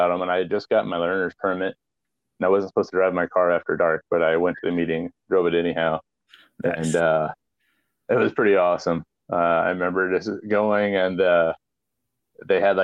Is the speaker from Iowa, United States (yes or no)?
yes; Iowa, United States; when I was a little kid growing up in the Midwest